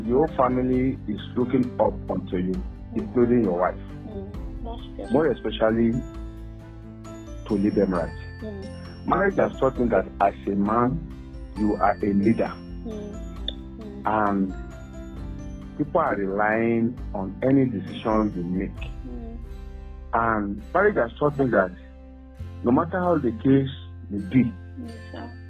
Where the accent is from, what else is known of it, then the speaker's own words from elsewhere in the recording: Ekiti, Nigeria; We are both Yoruba. We are both from Ekiti